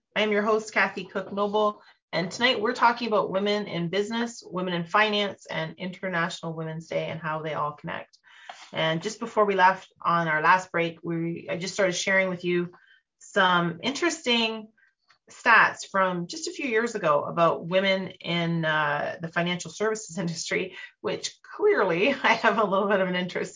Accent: Canada

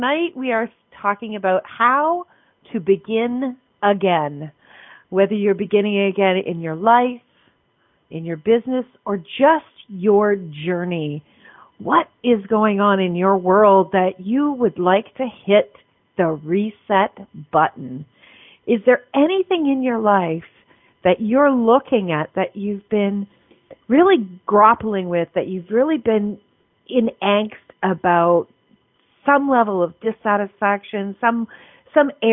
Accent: Canada; I'm a Canadian

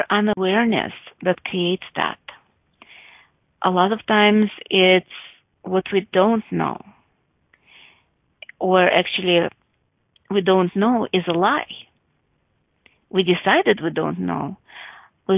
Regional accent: United States; because I'm from America, I'll say a mile.

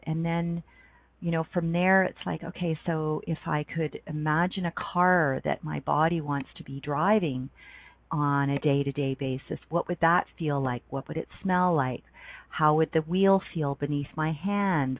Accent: Ontario, Canada; moved away as an adult; also born or lived in Banff, Alberta; now in Calgary, Canada; I grew up in Ontario and I moved west when I was 19 and lived in Banff, Alberta for six and a half years

